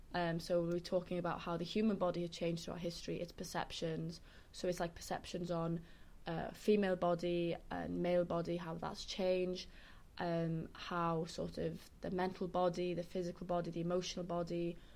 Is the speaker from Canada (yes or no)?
no; Carmarthen, Wales, United Kingdom; now in London, United Kingdom; where I'm from is that it's the oldest town in Wales called Carmarthen.